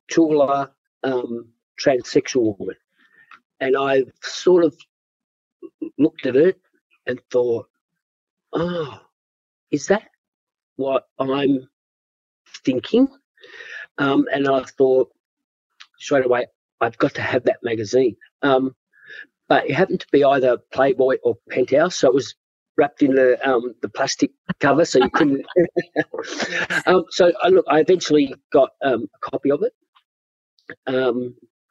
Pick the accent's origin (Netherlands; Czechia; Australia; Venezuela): Australia; Perth, Western Australia; growing up in Perth in the, you know, 70s, mid-70s and early 80s.